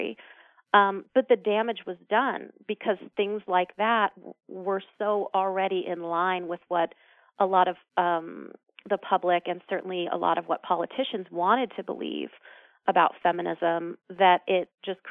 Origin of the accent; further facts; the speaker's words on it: New York City, New York, United States; my co-founders and I grew up in New York City